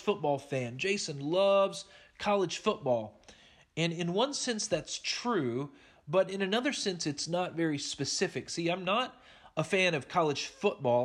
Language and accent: English; Oklahoma, United States; I grew up in Oklahoma